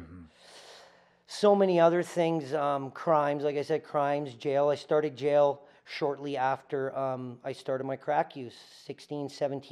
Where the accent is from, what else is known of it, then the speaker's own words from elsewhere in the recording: Winnipeg, Manitoba, Canada; moved away as an adult; now in Calgary, Canada; I grew up in a shitty area of Winnipeg, or a lower class area of Winnipeg, poverty area of Winnipeg